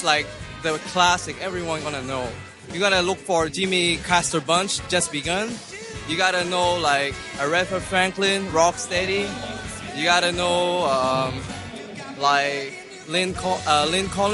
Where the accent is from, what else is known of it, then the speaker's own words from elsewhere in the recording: Macau; I come from Macau